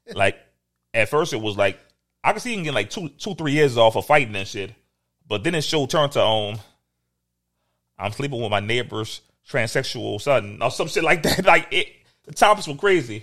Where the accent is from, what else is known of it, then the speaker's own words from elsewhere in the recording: New Orleans, Louisiana, United States; I'm from New Orleans.